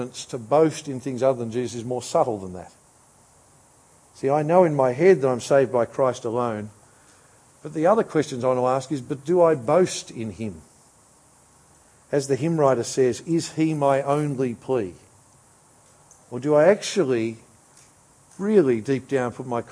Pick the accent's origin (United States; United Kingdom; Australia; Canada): Australia